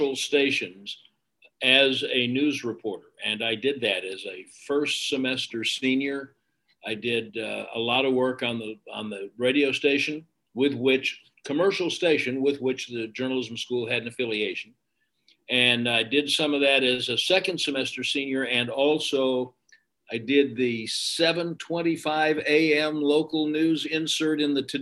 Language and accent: English; Chicago, Illinois, United States; moved away; I was born in Chicago. We moved away. We were there frequently during the summers and moved back when I was in high school